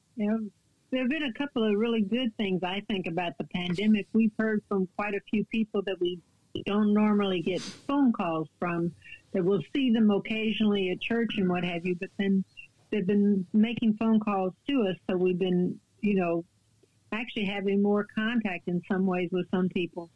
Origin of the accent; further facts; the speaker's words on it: San Antonio, Texas, United States; moved away as an adult; now in Kentucky, United States; I'm from San Antonio, Texas, and I was born there